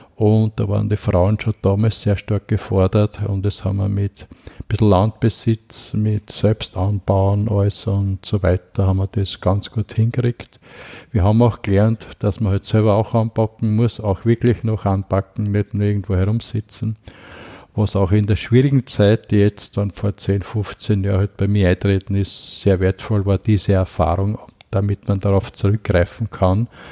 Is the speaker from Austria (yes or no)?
yes; Haugsdorf, Lower Austria, Austria; moved away as an adult; also born or lived in Hollabrunn / Vienna; ich komme aus Niederösterreich